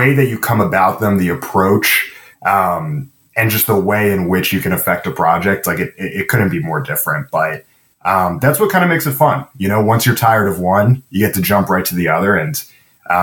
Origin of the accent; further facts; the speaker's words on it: Baltimore, Maryland, United States; also born or lived in Boston, Massachusetts; now in Los Angeles, United States; Originally from Boston, but mainly grew up in Baltimore.